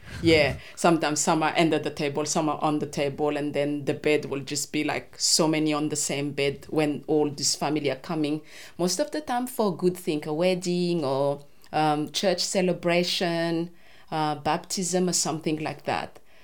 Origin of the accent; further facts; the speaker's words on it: Madagascar; English is a second language; moved away as an adult; also born or lived in Antananarivo, Madagascar; now in Hobart, Australia; I grew up in Madagascar